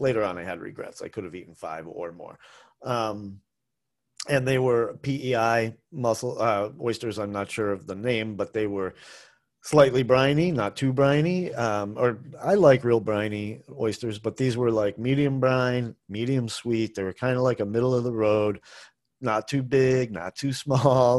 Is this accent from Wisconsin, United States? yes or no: no; Boston, Massachusetts, United States; now in Asheville, United States; I grew up in Boston, which is a college town